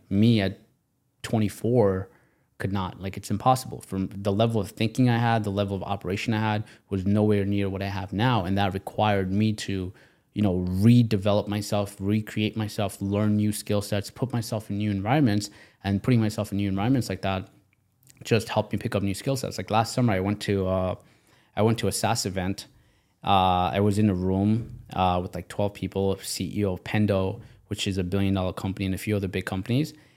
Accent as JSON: {"language": "English", "country": "Pakistan", "tie": "born or raised there", "moved": "yes", "lives_now": "United States", "said": "I come from, I was born in Pakistan. So because I was born in Pakistan, I'm now in America."}